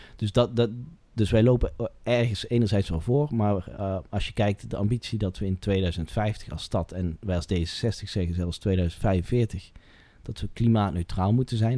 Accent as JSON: {"language": "Dutch", "town": "Asten", "region": "North Brabant", "country": "Netherlands", "tie": "born or raised there", "moved": "as an adult", "lives_now": "'s-Hertogenbosch, Netherlands", "said": "mijn geboortedorp en, en waar ik getogen ben, Asten meer Zuidoost-Brabant, die hoek."}